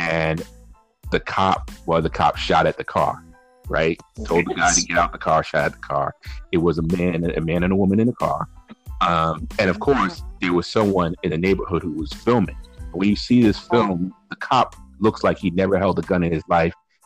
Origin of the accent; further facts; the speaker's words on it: New Haven, Connecticut, United States; I grew up in a neighborhood called the Ville, New Hallville